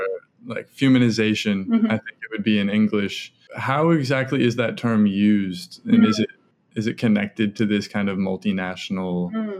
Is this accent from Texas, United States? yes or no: no; New Jersey, United States; I'm from New Jersey